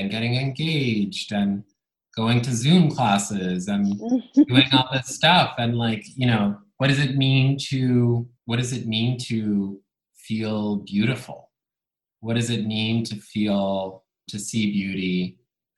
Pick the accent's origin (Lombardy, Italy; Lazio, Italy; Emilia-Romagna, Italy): Emilia-Romagna, Italy; Bologna; first language Italian; English is a second language; moved away; I grew up in Italy, in Bologna. Italian was my first language.